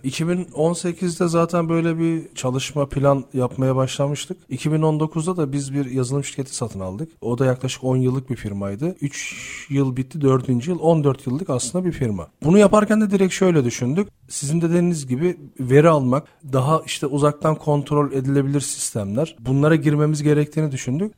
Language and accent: Turkish; Turkey; biz Türk olarak olduğumuz için